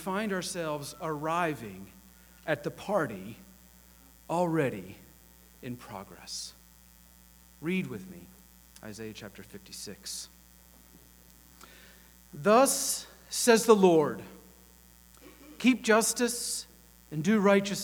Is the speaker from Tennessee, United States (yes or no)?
yes; Chattanooga, Tennessee, United States; I grew up here in the Chattanooga area